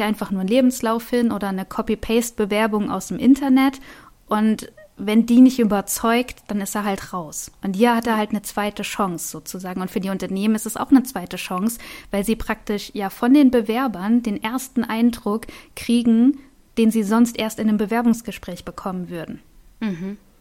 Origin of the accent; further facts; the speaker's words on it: Wiesbaden, Hesse, Germany; ich komme ja aus Wiesbaden